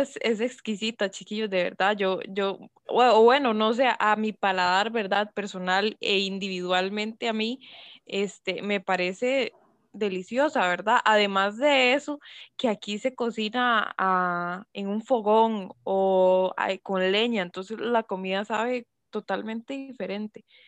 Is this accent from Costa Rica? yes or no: yes; Costa Rica; como buena tica